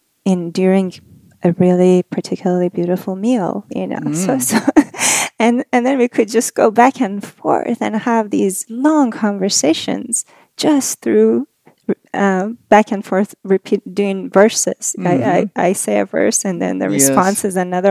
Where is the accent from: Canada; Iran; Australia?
Iran; Shiraz, Fars; now in San Diego, United States; I was born in Shiraz, Iran